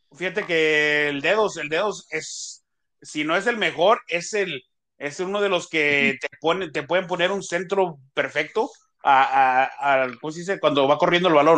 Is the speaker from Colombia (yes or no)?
no; Mexico; now in United States; uno como mexicano también lo vive aquí en Estados Unidos